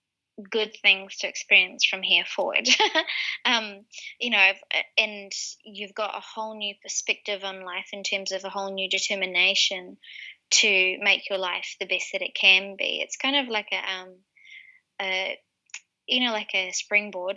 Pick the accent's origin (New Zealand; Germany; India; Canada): New Zealand; Wellington; moved away as an adult; the Wellington area, which is my hometown